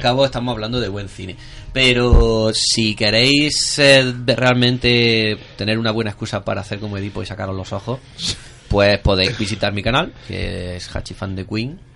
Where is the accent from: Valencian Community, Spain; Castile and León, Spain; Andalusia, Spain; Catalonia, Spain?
Andalusia, Spain; Mancha Real; soy de Mancha Real